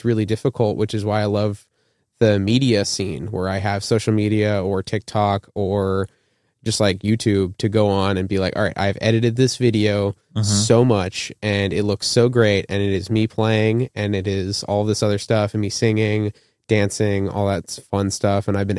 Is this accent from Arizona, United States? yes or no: yes; Tucson, Arizona, United States; moved away as an adult; now in Indiana, United States; I'm born and raised in Arizona. I moved up to Indiana for school, doing my master's in music technology, and I make electronic music.